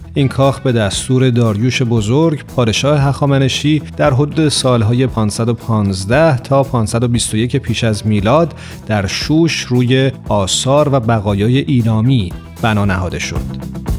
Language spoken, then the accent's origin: Persian; Iran; ایران یعنی وطنمون